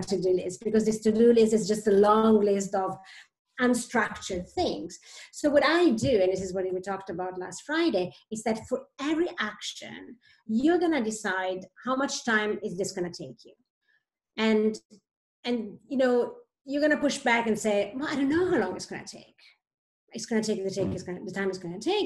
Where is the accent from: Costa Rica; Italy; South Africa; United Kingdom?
Italy; moved away as an adult; also born or lived in Switzerland; now in Sweden; I am originally from Italy, actually, and left Italy um, 16 years ago lived many years in Switzerland